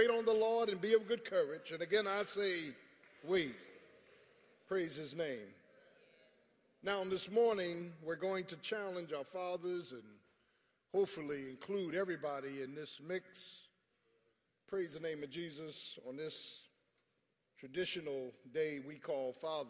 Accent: Philadelphia, Pennsylvania, United States; growing up in South Philly

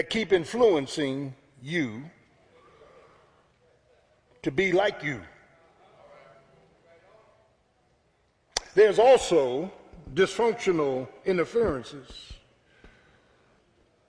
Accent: Philadelphia, Pennsylvania, United States; I'm from South Philly

